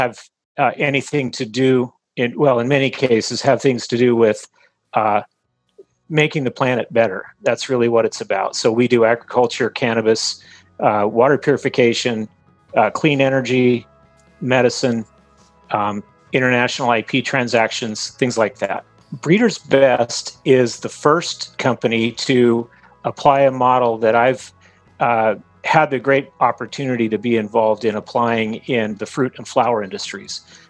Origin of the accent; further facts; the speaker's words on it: Texas, United States; born there; I was born in Texas on a military base. My dad was in the Air Force, but my parents had both grown up in a small town in Utah.